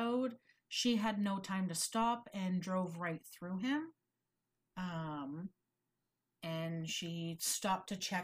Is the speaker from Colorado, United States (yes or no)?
no; Vermont, United States; I'm from Vermont